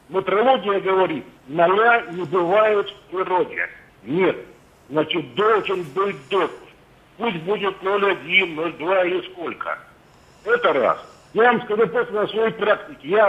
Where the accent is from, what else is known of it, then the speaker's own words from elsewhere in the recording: Yaroslavl, Yaroslavl Oblast, Russia; Э, я из Ярославля.